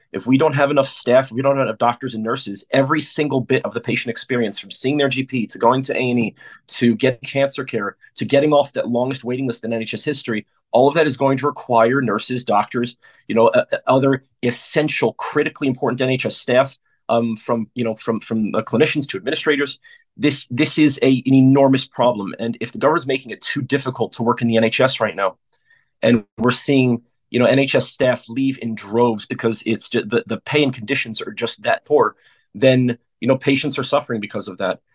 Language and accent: English; United States; moved away as an adult; now in London, United Kingdom; I come from the United States, the land of private healthcare